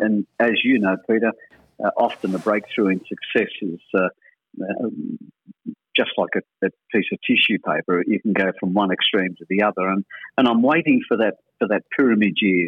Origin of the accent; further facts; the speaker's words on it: Crookwell, New South Wales, Australia; also born or lived in Sydney / Goulburn; I grew up in a small country town called Crookwell, just outside of Goulburn, northwest of Goulburn, and I call that my hometown. Even though I was born in Sydney, I call Crookwell my home